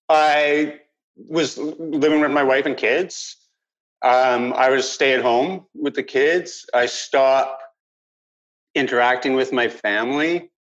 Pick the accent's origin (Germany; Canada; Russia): Canada; Vancouver Island, British Columbia; I grew up on Vancouver Island. I had grew up single parent household with six children.